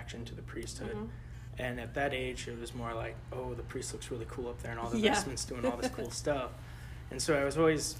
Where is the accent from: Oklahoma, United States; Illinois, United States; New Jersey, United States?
Oklahoma, United States; Edmond; also born or lived in St. Louis, Missouri; I was born in St. Louis, lived there for 5 to 6 years, and then moved down to Edmond, Oklahoma back in 2007